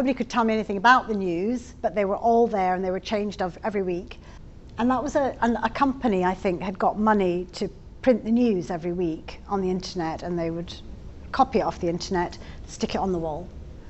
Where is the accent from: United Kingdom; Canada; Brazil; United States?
United Kingdom; England; I'm from England